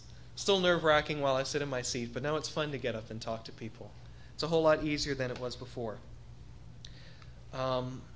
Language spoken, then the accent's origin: English; Bahamas; moved away; I was born over in the Bahamas, just a little ways away from here, about a 40-minute plane ride